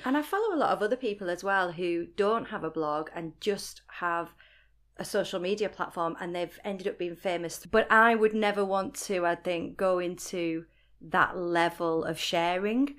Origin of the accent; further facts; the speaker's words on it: Rochdale, North West England, United Kingdom; accent: Northwest; moved away as an adult; also born or lived in Sunderland; now in Newcastle, United Kingdom; Rochdale is my hometown and it's, you know, it's where I'm from